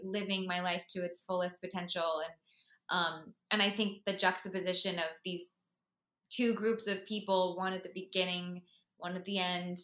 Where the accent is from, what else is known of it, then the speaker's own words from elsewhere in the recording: Florida, United States; moved away; I'm originally from Florida